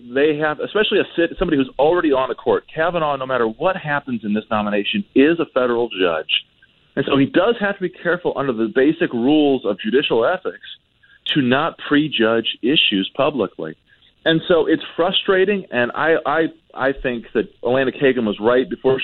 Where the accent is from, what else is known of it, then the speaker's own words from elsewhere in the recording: Iowa, United States; Iowa, my home state